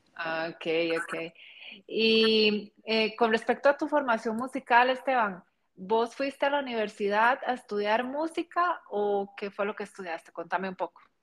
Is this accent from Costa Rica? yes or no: yes; Costa Rica; como costarricense, como latinoamericana